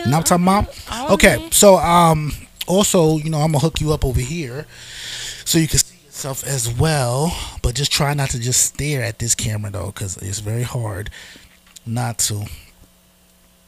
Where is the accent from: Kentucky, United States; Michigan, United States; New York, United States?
New York, United States; New York City; I am from the Bronx